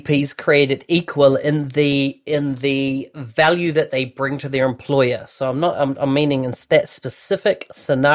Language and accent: English; New Zealand; born or raised there